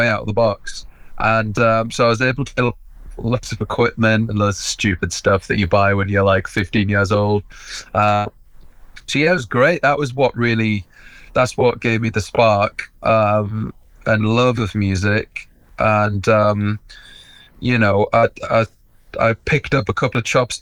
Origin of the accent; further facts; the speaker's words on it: Sunderland, North East England, United Kingdom; moved away as an adult; also born or lived in London / Brighton; I was born in London, but I moved up to Sunderland when I was like 2 years old. So I was brought to Sunderland, which is a part of the northeast of England, quite near Newcastle.